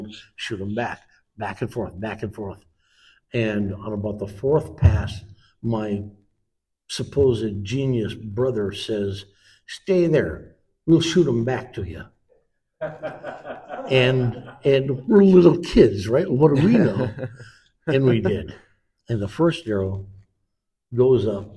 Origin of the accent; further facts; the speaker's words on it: a tiny town 100 miles north of Green Bay, Wisconsin, United States; I grew up in a tiny town 100 miles north of Green Bay